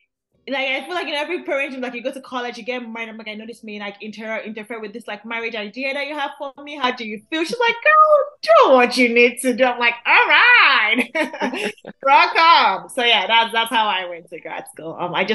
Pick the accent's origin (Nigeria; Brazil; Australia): Nigeria; Lagos; moved away as an adult; now in United States; I was born and raised in Lagos, Nigeria. Then I came here in 2012 for college, and I just haven't left.